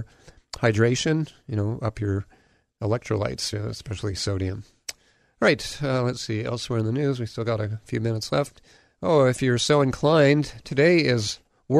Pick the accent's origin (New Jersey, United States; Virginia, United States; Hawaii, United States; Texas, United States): Hawaii, United States; also born or lived in Southern California; I grew up here in Hawaii